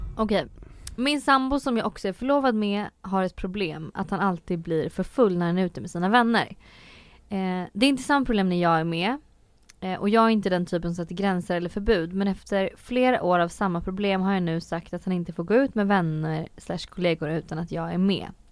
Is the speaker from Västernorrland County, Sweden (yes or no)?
no; Söderköping, Östergötland, Sweden; i Norrköping då som var den här större staden för jag är från Söderköping